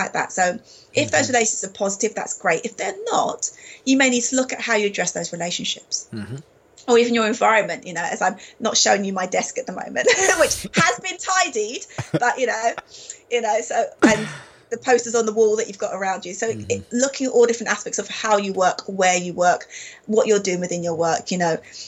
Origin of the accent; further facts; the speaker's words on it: London, United Kingdom; moved away as an adult; I grew up in London. That was my hometown.